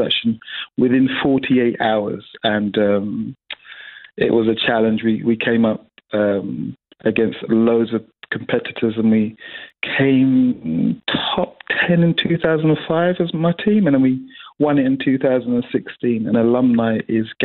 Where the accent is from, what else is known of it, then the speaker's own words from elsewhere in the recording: London, United Kingdom; a young black male growing up in London or growing up in England